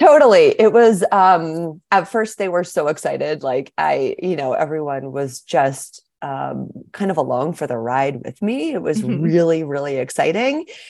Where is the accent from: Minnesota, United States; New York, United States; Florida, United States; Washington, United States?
Washington, United States; Seattle; moved away as an adult; also born or lived in Walla Walla, Washington; now in Anchorage, United States; I grew up in Seattle, Washington